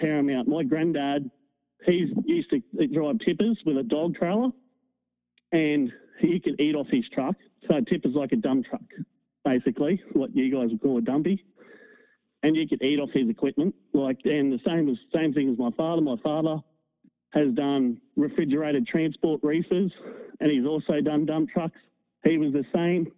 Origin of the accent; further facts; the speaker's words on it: Australia; I'm Australian